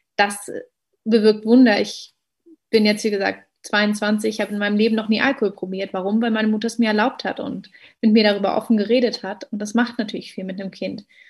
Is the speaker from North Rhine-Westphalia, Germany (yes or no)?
no; Berlin, Germany; als gebürtige Berlinerin